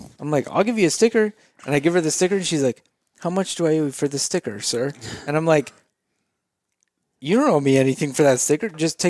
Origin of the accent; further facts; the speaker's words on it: Idaho, United States; I'm from Idaho